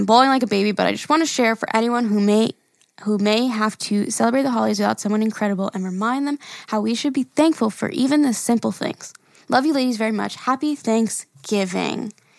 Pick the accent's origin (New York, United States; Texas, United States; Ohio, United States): New York, United States; Syracuse; I'm a teacher from Central New York, Syracuse, and this is only my second year.